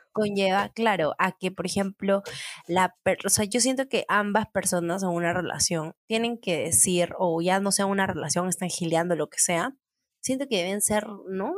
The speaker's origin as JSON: {"language": "Spanish", "area": "San Martín de Porres", "region": "Lima", "country": "Peru", "tie": "born or raised there", "also_born_or_lived": "San Juan de Miraflores, Lima", "said": "yo he vivido toda mi infancia en San Martín de Porres, a San Juan de Miraflores"}